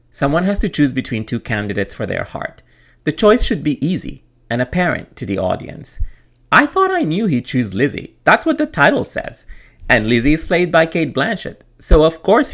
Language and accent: English; Khartoum, Sudan; my childhood growing up in Khartoum